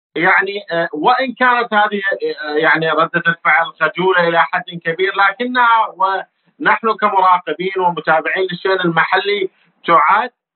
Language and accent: Arabic; Iraq; احنا كعراقيين